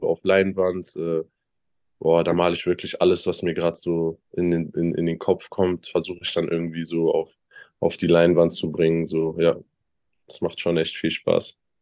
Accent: Bonn, North Rhine-Westphalia, Germany; moved away as an adult; also born or lived in Chemnitz; ich bin 19 Jahre dort aufgewachsen, bin dort geboren, habe all meine Freunde da ähm, ist mein Zuhause

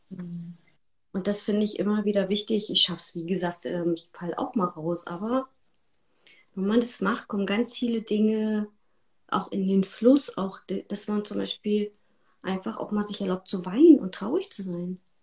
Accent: East Germany, Germany; ich bin in der DDR groß geworden

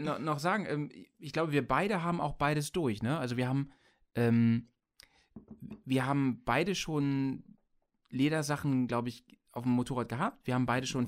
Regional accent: Bremen, Germany; bei uns in Bremen

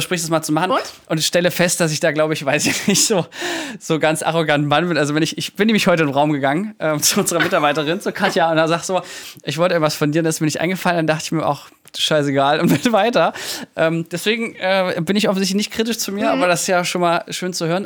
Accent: Mühlhausen, Germany; in meiner Heimatstadt

